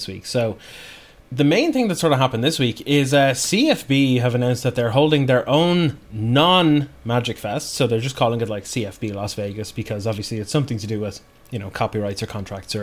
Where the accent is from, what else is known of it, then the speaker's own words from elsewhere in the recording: Bray, Leinster, Ireland; My friends back in Bray, my hometown